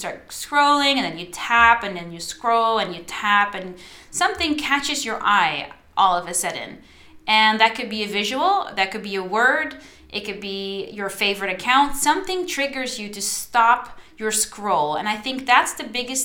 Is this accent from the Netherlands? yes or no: yes; Netherlands; first language Dutch; English is a second language; I'm Dutch